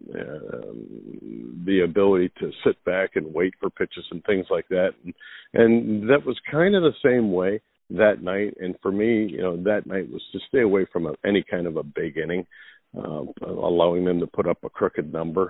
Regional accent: Philadelphia, Pennsylvania, United States; my hometown

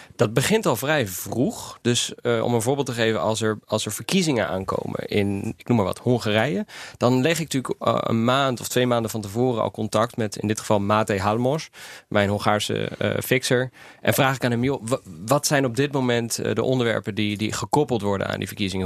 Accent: Netherlands; also born or lived in Albania; Ik als West-Europeaan, als Nederlander

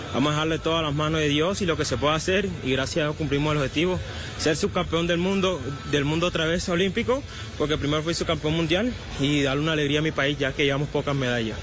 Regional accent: Maicao, La Guajira, Colombia; also born or lived in Barranquilla; Representa mi departamento, Vamos mucho a Barranquilla, aunque nací en, en Maicao.

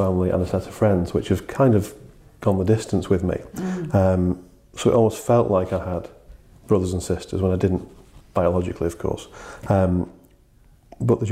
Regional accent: just outside Liverpool, North West England, United Kingdom; I was born just outside Liverpool. Dad is from Liverpool and my mum is from Widnes, which is a little town just nearby. So I had a really lovely childhood with those guys.

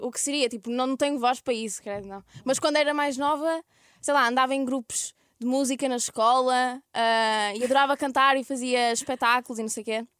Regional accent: Ermesinde, Norte, Portugal; accent: Ermesinde / Porto; now in Lisbon, Portugal; eu sou de Irmezinho

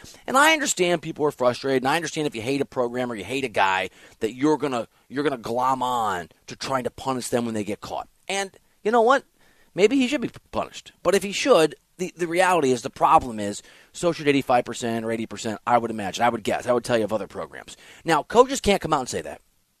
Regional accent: Iowa, United States; I'm from Iowa.

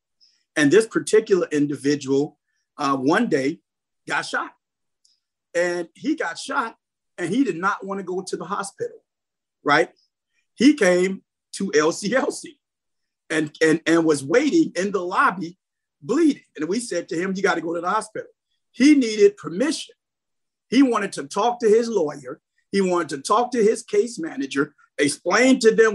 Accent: Chicago, Illinois, United States; I am a community person, born and raised in North Lawndale. I still live in North Lawndale

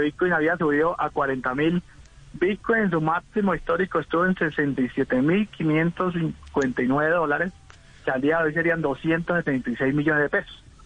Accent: Venezuela; moved away as an adult; also born or lived in Hong Kong; now in Colombia; yo soy un colombiano que toda mi vida viví en Venezuela, soy un inmigrante de Venezuela a Colombia

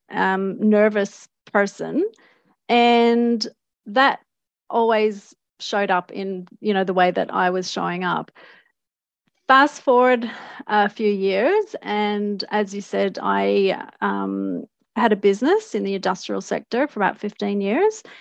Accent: Australia; also born or lived in Canada; So, um, I was born in Australia to Canadian parents, and we went back and forth a couple of times.

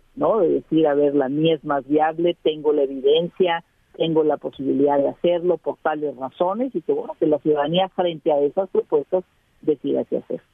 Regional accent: Mexico

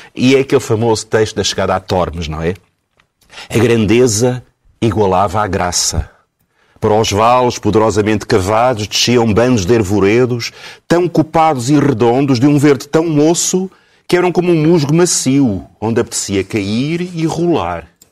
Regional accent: Lisbon, Portugal; nasci em Alfama

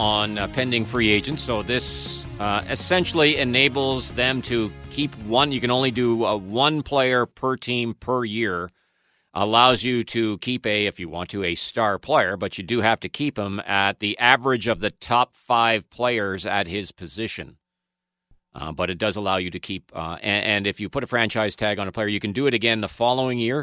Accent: just outside of London, Ontario, Canada; I grew up just outside of London.

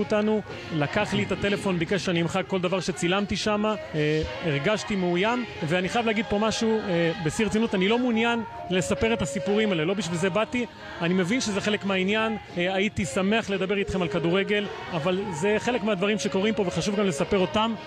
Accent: Israel; אנחנו מישראל

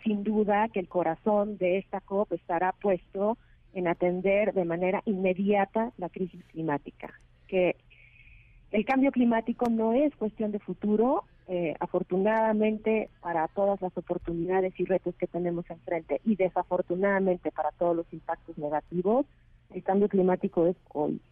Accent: Mexico; el reto que tenemos como país y el reto que tenemos como mexicanos

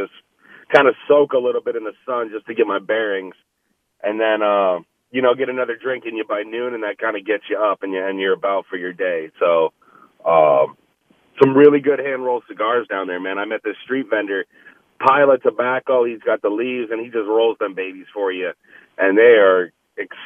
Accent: New York, United States; I'm a local guy, right? Like, I'm from New York.

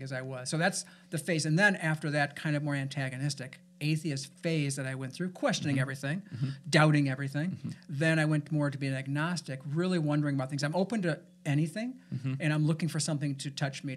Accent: Gary, Indiana, United States; I was born and raised in Gary

